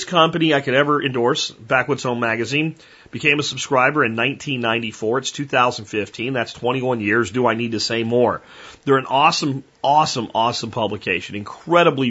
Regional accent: Texas, United States; I'm a Texan

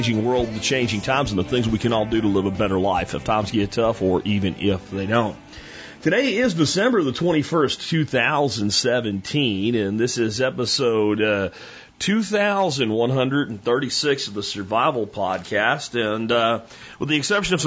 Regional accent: Pennsylvania, United States; now in Texas, United States; I am from Pennsylvania

